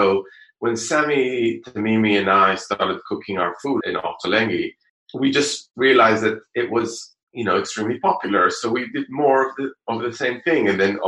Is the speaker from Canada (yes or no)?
no; Jerusalem, Jerusalem District, Israel; English is a second language; I think it is a lot to do with where I was brought up. So growing up in Jerusalem, you know, just the balance was quite different.